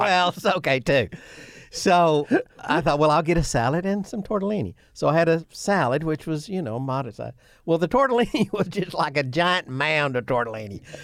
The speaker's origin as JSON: {"language": "English", "town": "Imboden", "region": "Arkansas", "country": "United States", "said": "I'm from Imboden, but I attended Sloane Henry's high school"}